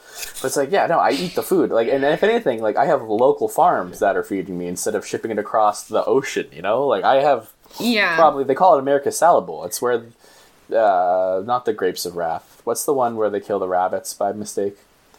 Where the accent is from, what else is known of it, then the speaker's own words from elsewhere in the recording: Massachusetts, United States; moved away; I'm from Massachusetts, and that's fucking chilly.